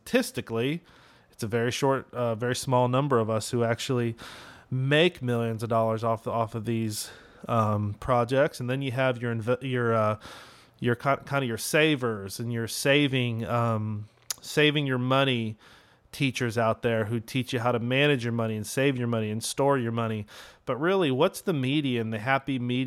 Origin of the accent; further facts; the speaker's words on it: West Coast, United States; moved away as an adult; now in Dallas, United States; I'm from the West Coast, and I moved out to Dallas a couple years ago